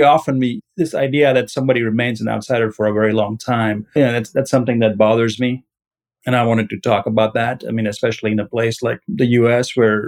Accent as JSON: {"language": "English", "region": "Mississippi", "country": "United States", "said": "I'm from Mississippi. I've been here since 92. This is where my home is."}